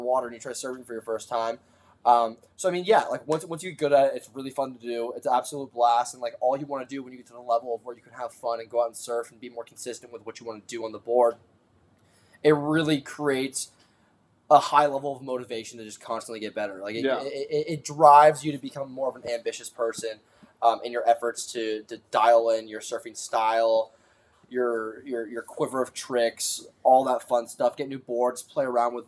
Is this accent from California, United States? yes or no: yes; Malibu, California, United States; we grew up in Malibu, and being born and raised here